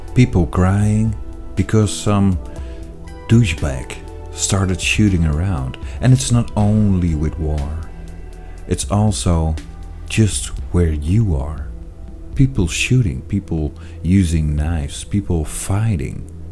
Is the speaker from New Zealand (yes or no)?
no; Netherlands; And now I'm from the Netherlands